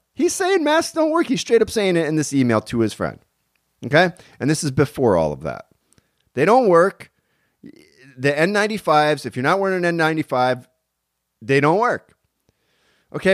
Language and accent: English; Pennsylvania, United States; now in California, United States; I'm actually from Pennsylvania myself